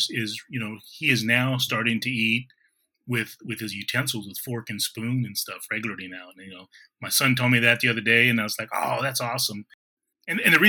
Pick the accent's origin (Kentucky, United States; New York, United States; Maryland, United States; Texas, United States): Texas, United States; Kingsville; moved away; also born or lived in Washington, D.C. / Florida / Missouri; I grew up in Keensville, Texas, but I've kind of been living around pretty much across the United States